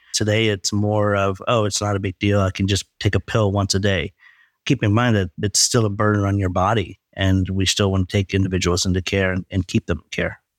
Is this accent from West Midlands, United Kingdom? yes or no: no; Leicester, East Midlands, United Kingdom; also born or lived in Texas, United States; now in United States; growing up in a small town in England. Actually, I was born in Leicester, England.